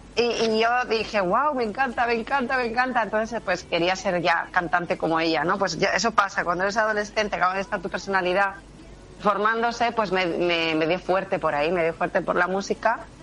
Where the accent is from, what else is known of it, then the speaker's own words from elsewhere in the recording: Barcelona, Catalonia, Spain; yo nací en Barcelona, lo que mi padre y mis abuelos son de Jaén